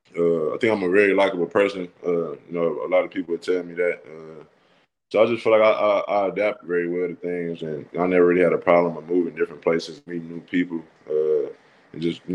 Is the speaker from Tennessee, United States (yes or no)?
no; Saginaw, Michigan, United States; moved away as an adult; now in Starkville, United States; I grew up in Saginaw